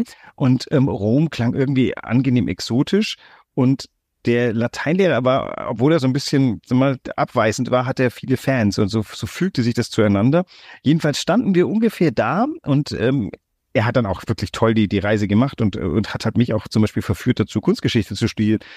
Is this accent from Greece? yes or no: yes; Greece; now in Hamburg, Germany; ich bin ja in Griechenland groß geworden.